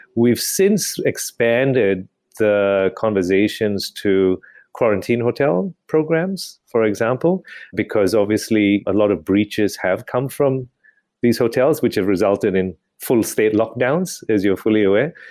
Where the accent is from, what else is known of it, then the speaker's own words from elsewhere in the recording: Malaysia; moved away as an adult; also born or lived in United Kingdom; now in Australia; I was born and bred in Malaysia, grew up and went to do medicine in the U K